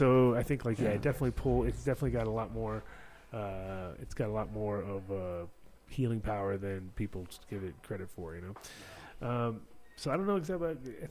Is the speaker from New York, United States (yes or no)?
yes; Kingston, New York, United States; born there; that's where I was born in Kingston.